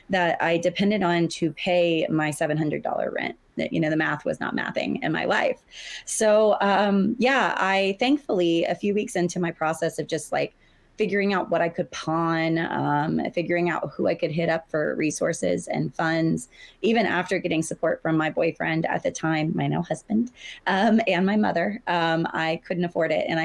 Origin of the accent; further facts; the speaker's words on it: the South, United States; I grew up in the South. I grew up with abstinence only sex ed